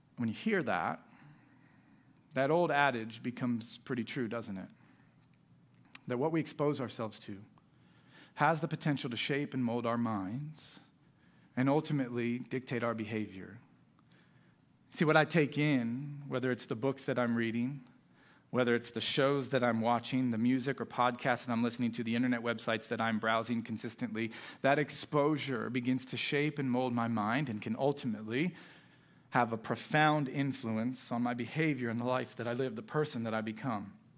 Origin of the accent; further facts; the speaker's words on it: South Florida, United States; moved away as an adult; also born or lived in Orlando, Florida / Illinois; I was a Miami Heat fan growing up in South Florida